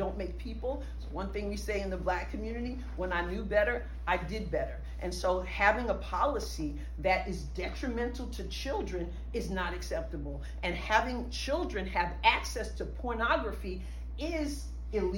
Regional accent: New York, United States; now in Cape Girardeau, United States; I am originally from New York

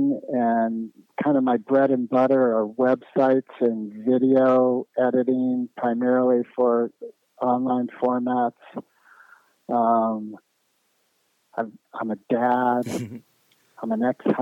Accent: California, United States; I grew up primarily in California, Southern California, till the middle of eighth grade, and then Northern California since then

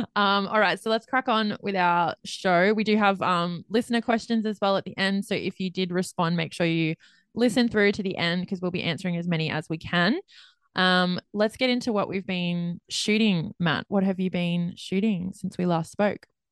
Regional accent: Australia; I'm Australian

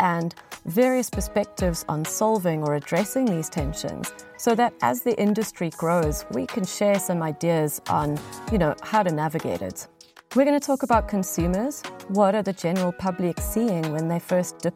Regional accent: South Africa; moved away; my home country of South Africa

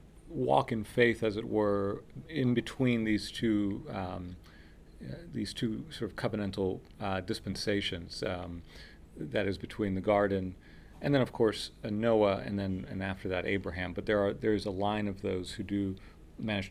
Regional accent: Miami, Florida, United States; first language Spanish; English is a second language; I'm the child of immigrants, and so my first language was Spanish, and I grew up speaking Spanish in my home, and then I was sent to school, and the only English that I was equipped with to go into an English-speaking school in Miami

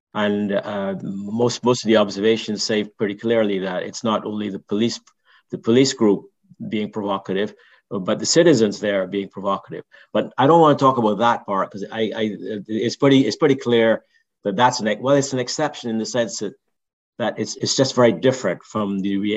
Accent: Barbados; now in United States; I grew up in Barbados

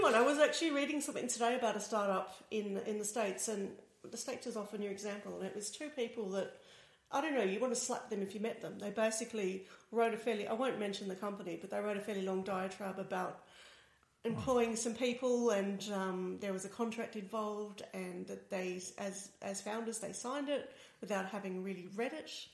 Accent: Australia; accent: Australian; now in Berlin, Germany; as you can probably guess by my accent, I'm Australian

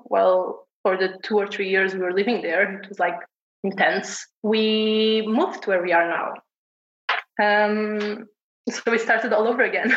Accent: Portugal; I've been born and raised in Portugal

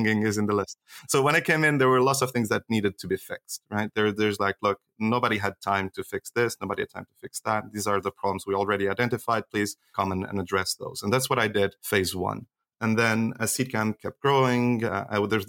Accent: Switzerland; I grew up in Switzerland

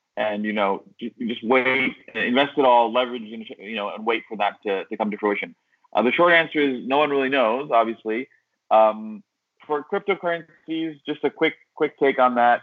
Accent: Syracuse, New York, United States; I am from Syracuse, but I'm in Istanbul, Turkey, right now

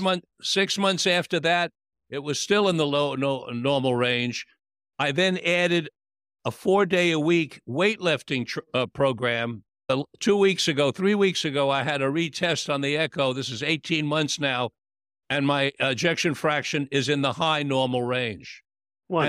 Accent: New York, United States; when I was a little boy growing up in New York

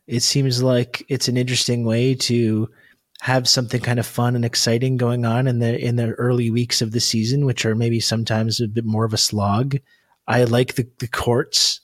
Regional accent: Canada; being Canadian

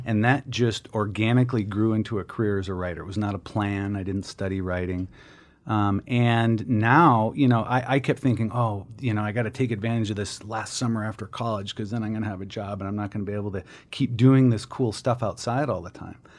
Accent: Minneapolis, Minnesota, United States; moved away; I grew up in Minneapolis.

